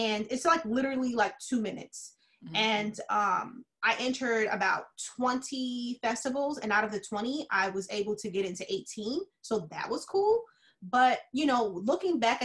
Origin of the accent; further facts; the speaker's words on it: Yonkers, New York, United States; accent: New York; now in Florida, United States; I'm from Yonkers